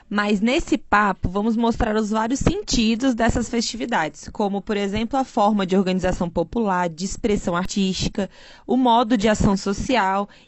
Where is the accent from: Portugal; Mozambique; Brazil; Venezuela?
Brazil; Belém, Pará; Porque eu sou nortista, eu sou de Belém do Pará.